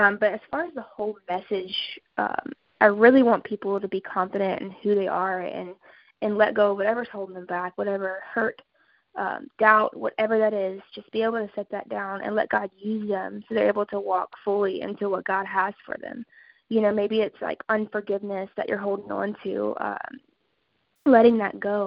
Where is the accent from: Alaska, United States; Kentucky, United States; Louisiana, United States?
Louisiana, United States; I'm from Louisiana